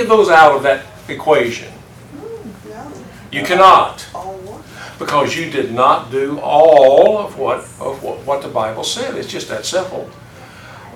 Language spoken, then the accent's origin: English; the South, United States; I growing up in the South